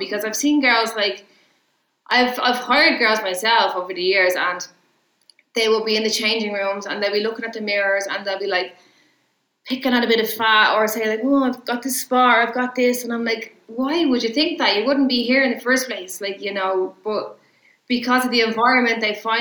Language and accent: English; Ireland; I'm Irish